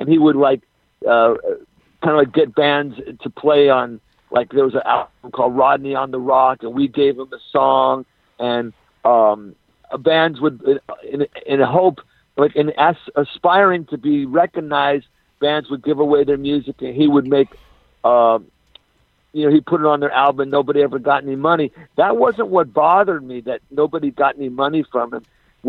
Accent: Los Angeles, California, United States; I'm L.A. all the way.

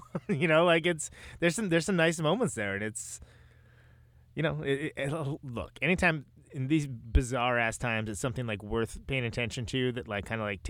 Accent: Modesto, California, United States; I grew up in Modesto

